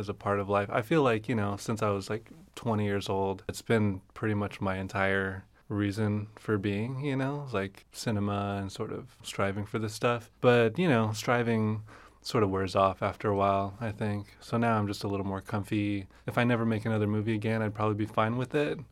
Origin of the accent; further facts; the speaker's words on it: Fresno, California, United States; I grew up in Fresno